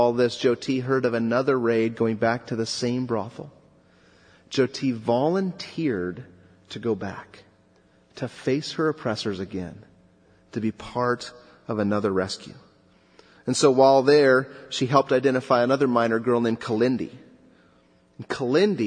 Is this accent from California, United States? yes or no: yes; Southern California, United States; I grew up in Southern California